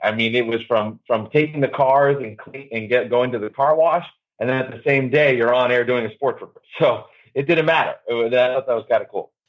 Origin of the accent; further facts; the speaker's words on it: New Jersey, United States; I grew up in New Jersey